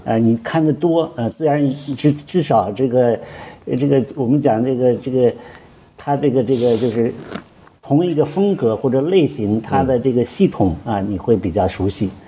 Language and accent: Chinese; China; 我们中国人的头发一样，都黑头发